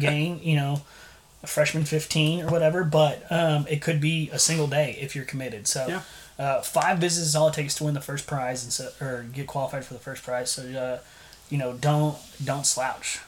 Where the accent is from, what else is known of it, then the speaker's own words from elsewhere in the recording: San Antonio, Texas, United States; moved away as an adult; now in Bryan, United States; originally grew up in San Antonio, but now when I go places, I tell them, "Hey, I'm from Bryan